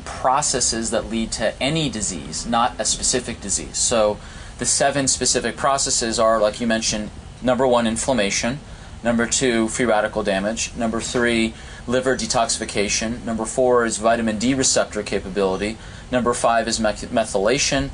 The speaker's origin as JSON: {"language": "English", "area": "outside Heartbreak Hill", "region": "Massachusetts", "country": "United States", "tie": "born or raised there", "said": "I grew up outside Heartbreak Hill"}